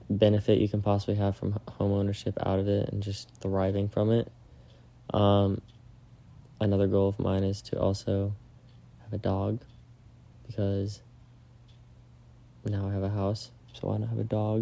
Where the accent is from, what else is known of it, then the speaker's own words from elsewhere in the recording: Florida, United States; moved away; go home to Florida and to show Maddie my hometown